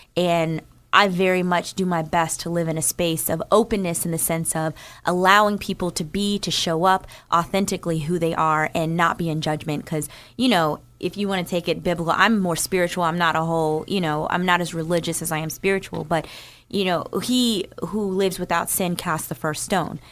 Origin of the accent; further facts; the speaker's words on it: New Jersey, United States; I grew up in New Jersey